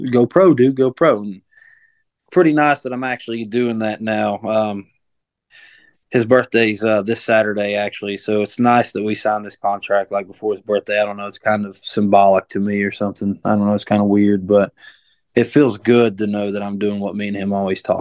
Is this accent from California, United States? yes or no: no; Buffalo, New York, United States; I'm from the wrong side, side of, of Buffalo.